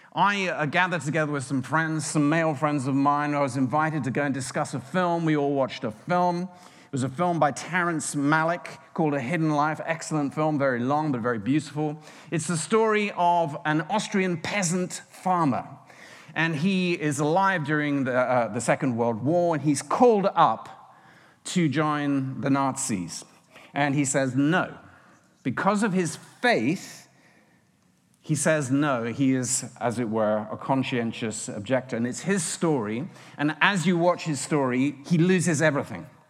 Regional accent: United Kingdom; now in United States; As a Brit

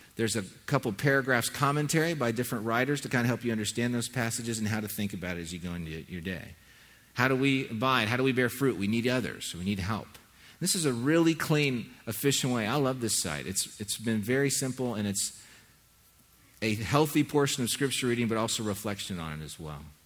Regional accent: Southern California, United States; When I was a kid growing up in Southern California

